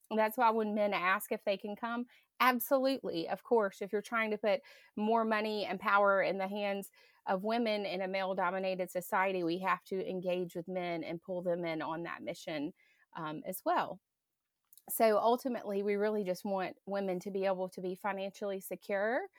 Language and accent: English; Grand Bay, Alabama, United States; moved away as an adult; also born or lived in California; I grew up in Green Bay